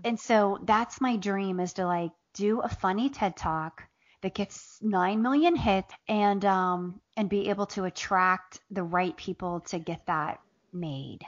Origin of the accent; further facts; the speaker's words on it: Southern Ohio, United States; also born or lived in Appalachia; now in Atlanta, United States; I grew up in Southern Ohio